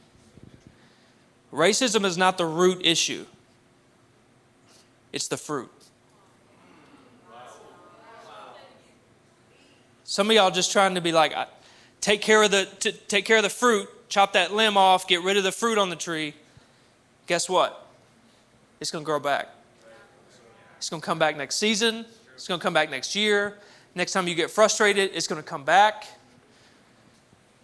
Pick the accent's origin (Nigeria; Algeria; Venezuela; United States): United States; Cabot, Arkansas; I grew up in Cabot, Arkansas, where there was less than 1% people of color